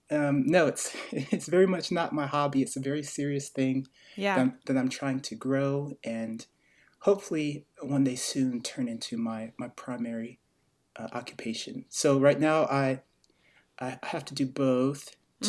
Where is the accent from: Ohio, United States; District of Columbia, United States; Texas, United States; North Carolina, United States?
North Carolina, United States; Greensboro; born there; also born or lived in Virginia; now in Asheville, United States; I was born in Greensboro, North Carolina.